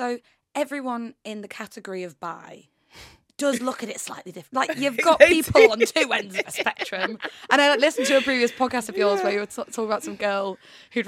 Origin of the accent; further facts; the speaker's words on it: York, Yorkshire and the Humber, United Kingdom; now in London, United Kingdom; I kind of moved to London, because I'm from York, which is tiny